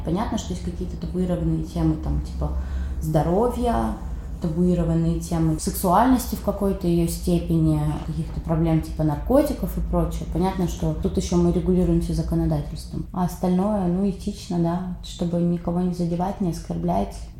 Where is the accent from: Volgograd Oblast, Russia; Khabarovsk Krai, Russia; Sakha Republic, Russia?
Khabarovsk Krai, Russia; Khabarovsk; moved away as an adult; now in Saint Petersburg, Russia; я из Хабаровска, например, Дальний Восток